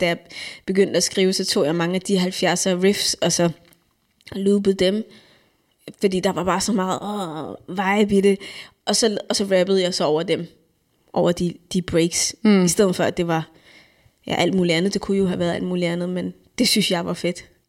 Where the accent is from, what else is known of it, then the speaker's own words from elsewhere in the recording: Denmark; jeg kommer her som dansker